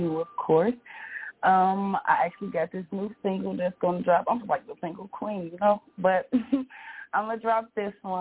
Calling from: Detroit, Michigan, United States; I'm calling from Detroit, Michigan

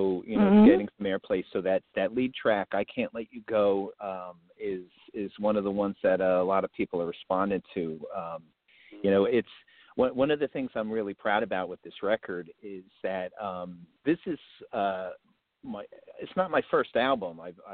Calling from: New Jersey, United States; So I'm calling in from Central Jersey right now, but I'm about only 30 minutes outside of Manhattan.

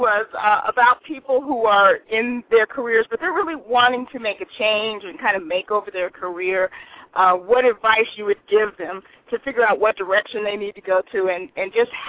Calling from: Rancho Cucamonga, California, United States; I'm calling from Rancho Cucamonga, California.

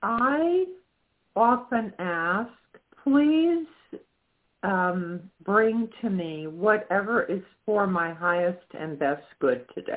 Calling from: Florida, United States; I'm calling from Florida.

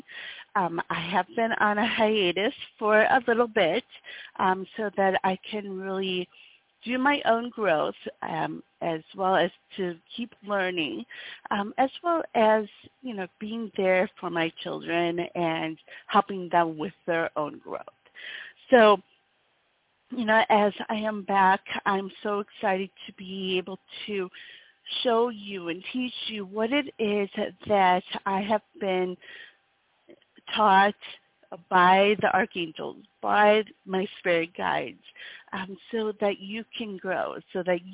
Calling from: Wisconsin, United States; I come to you from Wisconsin in the States

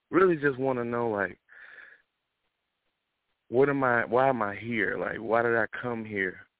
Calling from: North Carolina, United States; also born or lived in Colorado; I'm calling from North Carolina

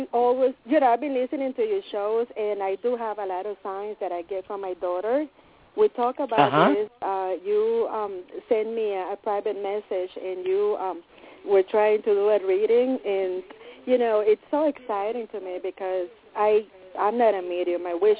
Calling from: Connecticut, United States; from Connecticut.

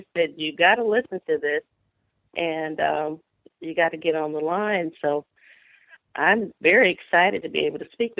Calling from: Brewton, Alabama, United States; I'm calling from Brewton, Alabama.

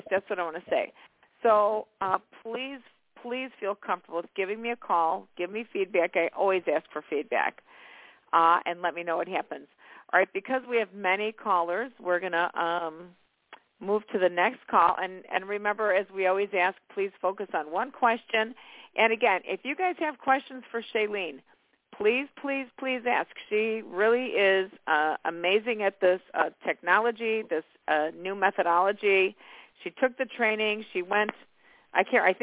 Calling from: Illinois, United States; I'm calling from Illinois, and I just wanted to see what's coming up for my love life.

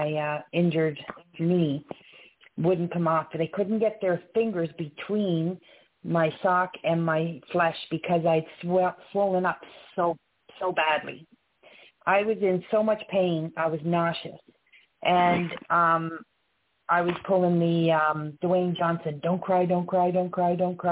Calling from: Canada; I'm calling from Canada.

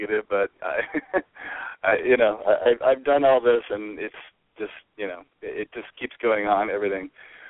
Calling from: California, United States

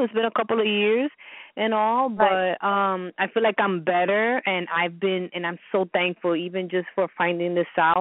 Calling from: New York, United States; I'm calling from New York

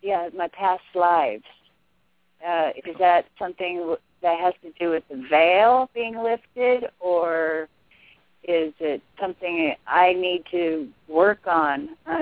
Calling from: Golden, Missouri, United States; I'm from Golden, Missouri.

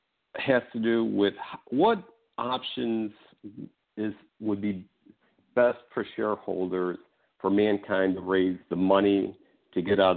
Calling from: Chicago, Illinois, United States; I'm calling from Chicago.

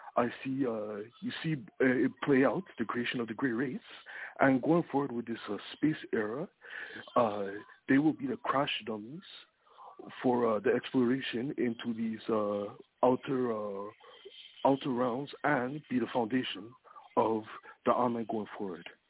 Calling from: Toronto, Ontario, Canada; I'm calling from uh, Toronto.

